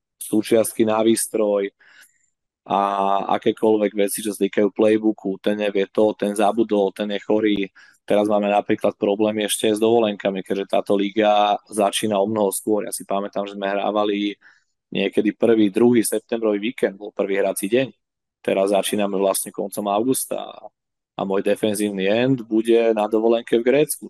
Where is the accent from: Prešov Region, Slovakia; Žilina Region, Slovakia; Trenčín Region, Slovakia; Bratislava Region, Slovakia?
Bratislava Region, Slovakia; Bratislava; ja proste stále som Slovák, vždy budem, aj keď som Bratislavčan a lokál patriot